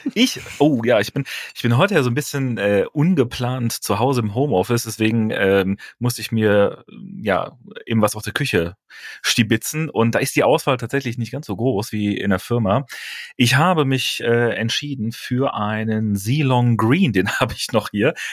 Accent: near Aachen, North Rhine-Westphalia, Germany; moved away as an adult; also born or lived in Bremen; Ich bin ja kein gebürtiger Bonner, sondern äh, ähm, komme aus der Nähe von Aachen

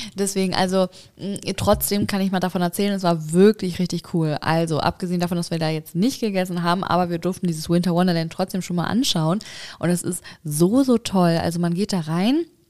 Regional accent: Hamburg, Germany; in der Leisthalle hier bei uns in Hamburg

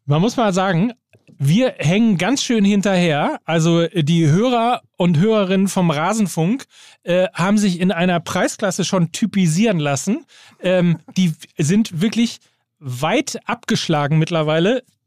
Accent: Gütersloh, North Rhine-Westphalia, Germany; in meine Heimatstadt nach Gütersloh

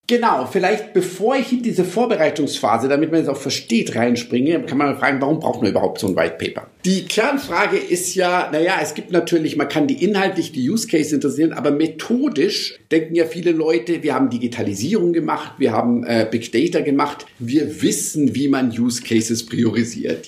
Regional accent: Munich, Bavaria, Germany; also born or lived in Lisbon, Portugal; ich bin tatsächlich in Lissabon geboren und München aufgewachsen

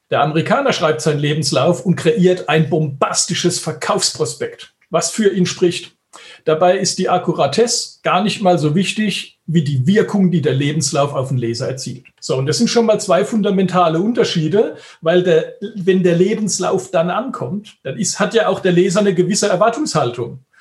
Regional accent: Germany; wir in Deutschland

